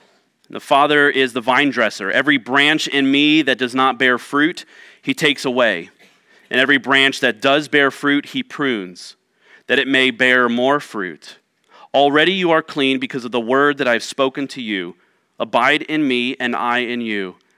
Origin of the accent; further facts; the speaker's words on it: Ohio, United States; now in Tucson, United States; were very distant from my growing up and my understanding of growing up in Central Ohio.